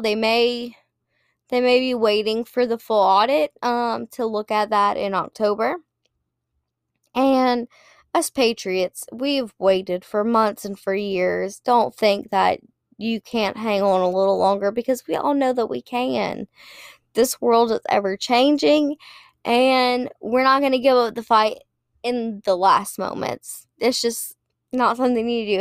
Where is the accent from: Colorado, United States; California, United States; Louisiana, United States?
Louisiana, United States; South; I'm from South Louisiana